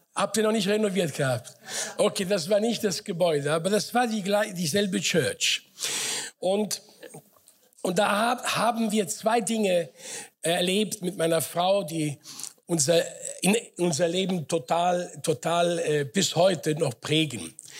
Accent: Frankfurt, Hesse, Germany; moved away as an adult; also born or lived in Sicily / Offenbach / Mainz; now in Karlsruhe, Germany; bin groß geworden in Frankfurt.

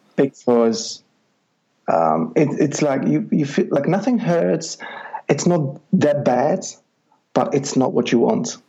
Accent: Czechia; moved away as an adult; I'm originally from Czech Republic, okay. and I'm from a little village up the hills and mountains where um, it's you know just a few hundred people

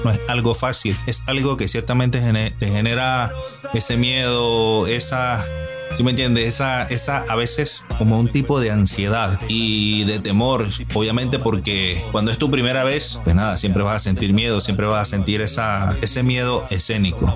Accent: Venezuela; now in Madrid, Spain; Actualmente me encuentro en la ciudad de Madrid, España y soy oriundo de Venezuela

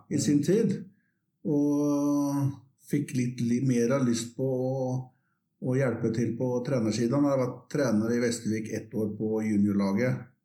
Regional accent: Västervik, Kalmar County, Sweden; moved away as an adult; now in Oslo, Norway; liten by som heter Vestvik, som ligger 25 mil nedenfor Småland, på østkysten

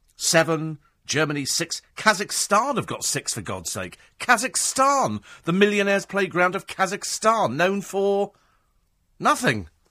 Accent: United Kingdom; We're British

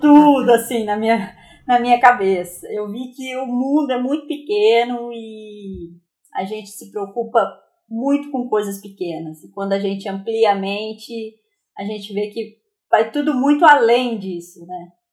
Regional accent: Aparecida, São Paulo, Brazil; moved away as an adult; now in Taubaté, Brazil; sou nascida em Aparecida, interior de São Paulo.

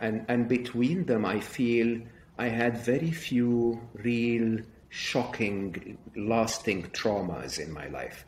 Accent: Egypt; I was raised in Egypt, educated in public schools, public university

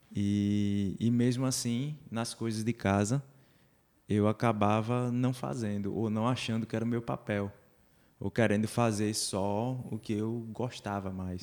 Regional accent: Curado, Pernambuco, Brazil; now in Olinda, Brazil; sou um curadense, como você

